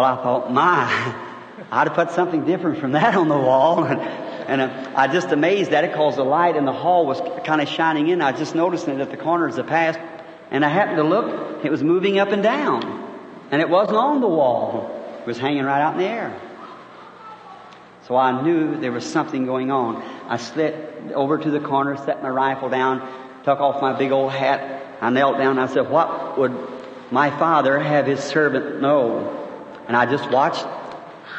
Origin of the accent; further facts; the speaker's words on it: Kentucky, United States; now in Jeffersonville, United States; I was born in Kentucky